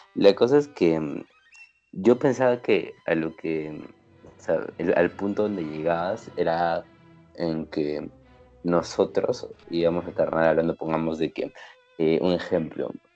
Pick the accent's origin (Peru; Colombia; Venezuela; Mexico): Peru; somos peruanos, vivimos en un país tercermundista, la mayoría hemos crecido con una, con una crianza cristiana